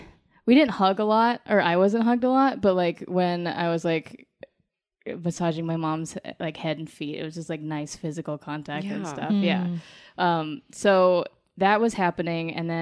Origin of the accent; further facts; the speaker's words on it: Colorado Springs, Colorado, United States; Colorado Springs, Colorado.